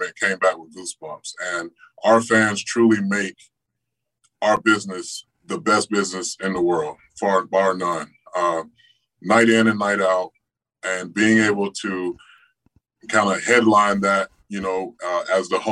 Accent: Tampa, Florida, United States; in my hometown

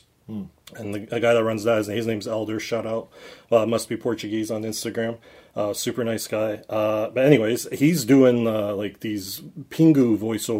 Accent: Cambridge, Ontario, Canada; born and raised in Cambridge, Ontario

